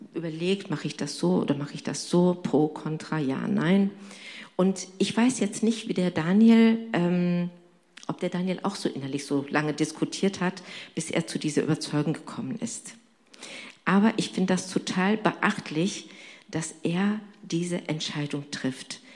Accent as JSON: {"language": "German", "country": "Turkey", "tie": "born or raised there", "moved": "yes", "lives_now": "Germany", "said": "ich bin gebürtig Türkin und komme aus einem islamischen Hintergrund"}